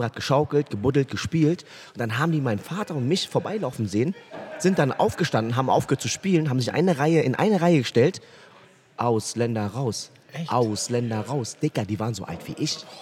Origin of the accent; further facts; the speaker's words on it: Berlin, Germany; Ich bin echt für einen Vietnamesen ein Deutscher. Also ich bin ein richtiger Berliner